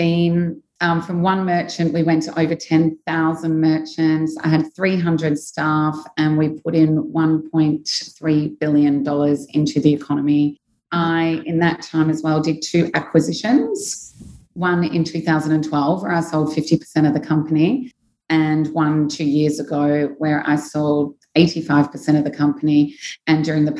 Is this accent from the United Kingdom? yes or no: no; Australia; moved away as an adult; now in Dubai, United Arab Emirates; I'm from Australia. I came to Dubai when I was 26.